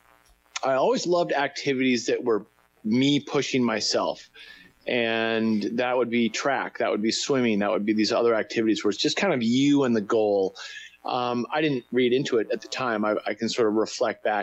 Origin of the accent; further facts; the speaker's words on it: Winchester, Massachusetts, United States; also born or lived in Gloucester, Massachusetts; I grew up in a little town called Winchester, Massachusetts. I was actually born in Gloucester, Massachusetts